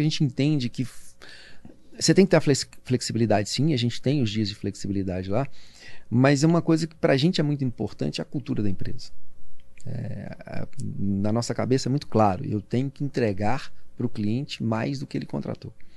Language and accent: Portuguese; Minas Gerais, Brazil; eu sou mineiro